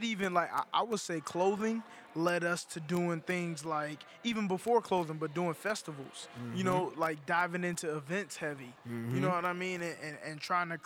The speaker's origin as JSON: {"language": "English", "town": "Charlotte", "region": "North Carolina", "country": "United States", "tie": "born or raised there", "said": "I'm from the East side of Charlotte, born and raised."}